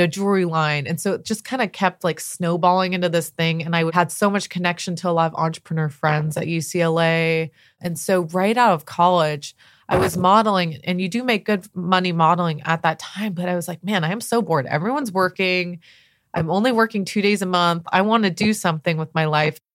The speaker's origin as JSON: {"language": "English", "town": "La Jolla", "region": "California", "country": "United States", "tie": "born or raised there", "said": "I grew up in Southern California"}